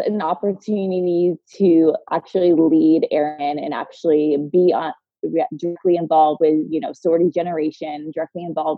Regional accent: Tampa, Florida, United States; moved away as an adult; I grew up in Tampa

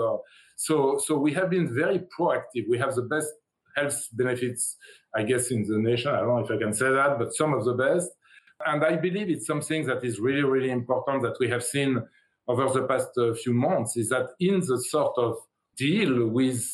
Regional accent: France; moved away as an adult; now in United States; I come from France. I come from Europe. I came to the U.S. 30 years ago.

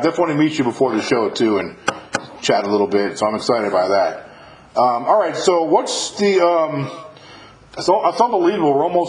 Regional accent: New York, United States; now in Mississippi, United States; I'm from New York, but I live in Mississippi now

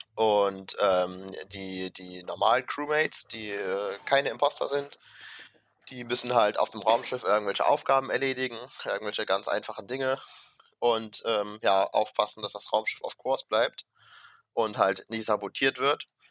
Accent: Mönchengladbach, North Rhine-Westphalia, Germany; wir haben ja in Rheindalen immer, äh, wo ich herkomme, montagsabends immer eine Leitungsrunde

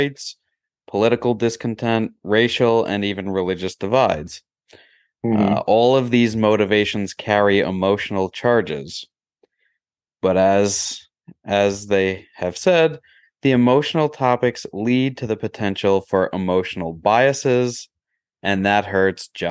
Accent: Long Island, New York, United States; growing up on Long Island

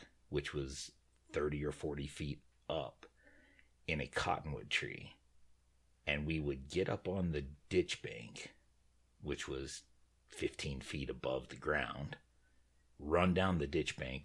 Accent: Utah, United States; where we grew up in Utah

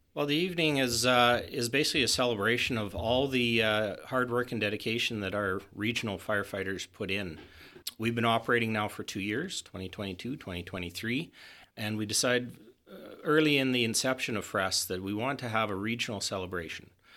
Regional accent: Hythe, Alberta, Canada; moved away; my hometown of Hythe

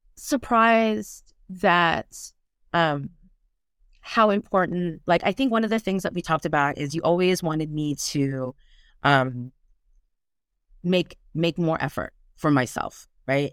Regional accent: United States; accent: American; moved away as an adult; now in Brittany, France; I'm American, as you can tell by my accents

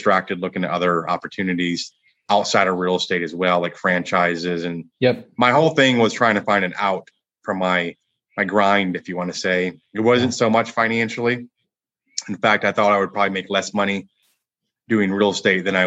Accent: Michigan, United States; moved away as an adult; now in Dallas, United States; I grew up in Michigan

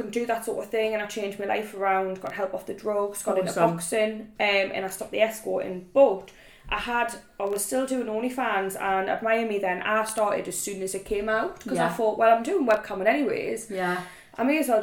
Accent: Newcastle upon Tyne, North East England, United Kingdom; I am 27, I'm from Newcastle

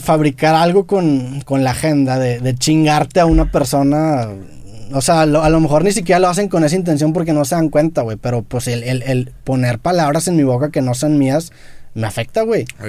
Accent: Mexico; siendo mexicanos

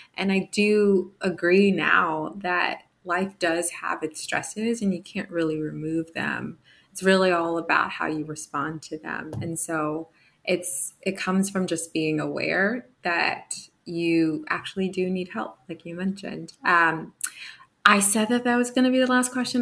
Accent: New Jersey, United States; I'm a fellow um, East Coaster from Jersey

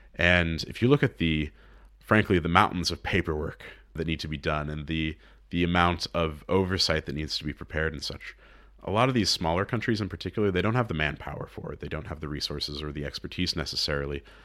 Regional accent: United States; moved away; as an American

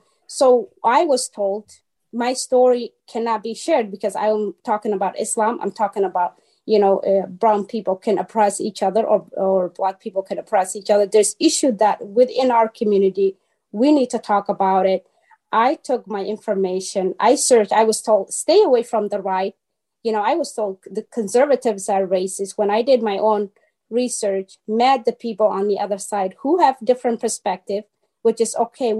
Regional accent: Somalia; moved away; I'm from Africa, so I was born in Somalia. And I flee from my country, my own country, because of the civil war, still 1991.

